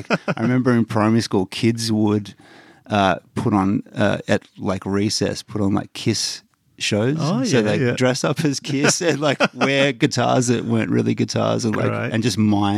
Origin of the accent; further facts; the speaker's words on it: Preston, Victoria, Australia; I grew up in East Preston